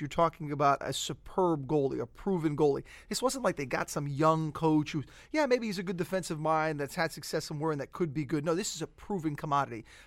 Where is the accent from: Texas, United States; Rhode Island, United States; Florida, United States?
Florida, United States; South; I grew up in South Florida